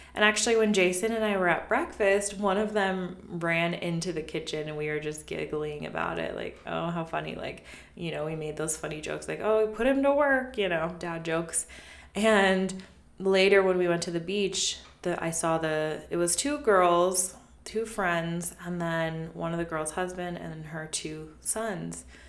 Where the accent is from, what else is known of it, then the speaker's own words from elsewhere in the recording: United States; We grew up around Lake Tahoe, and my mom had summers off because she worked in the kitchen.